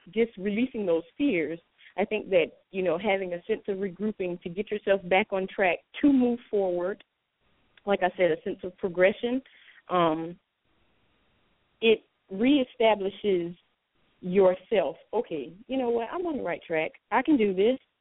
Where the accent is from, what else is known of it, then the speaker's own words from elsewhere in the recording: Orangeburg, South Carolina, United States; I'm from Orangeburg, South Carolina